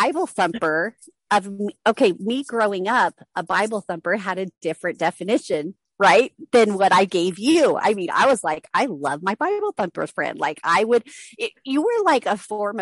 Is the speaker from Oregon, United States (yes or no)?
no; Reno, Nevada, United States; I'm from Reno, Nevada.